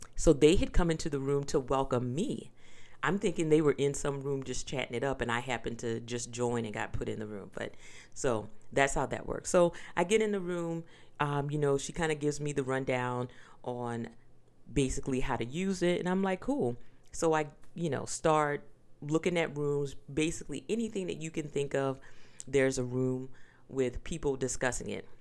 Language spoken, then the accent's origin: English; the South, United States; I am from the South. I grew up on pork